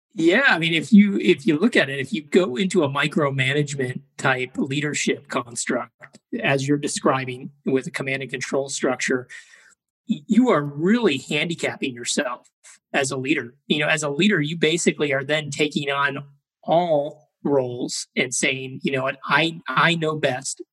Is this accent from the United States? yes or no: yes; Chicago, Illinois, United States; I grew up in Chicago, Illinois.